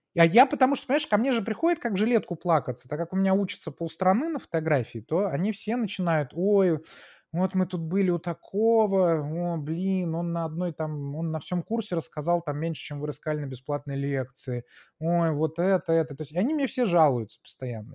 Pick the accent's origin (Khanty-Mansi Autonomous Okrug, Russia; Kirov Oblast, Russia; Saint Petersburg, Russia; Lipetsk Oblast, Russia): Saint Petersburg, Russia; moved away as an adult; also born or lived in United States; я был такой питерский технарь